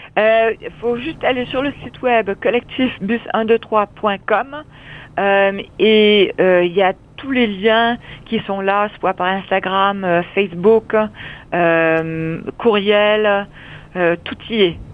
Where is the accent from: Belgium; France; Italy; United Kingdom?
United Kingdom; London; also born or lived in Vancouver, Canada / Windsor, Canada; now in Montreal, Canada; je suis née à Londres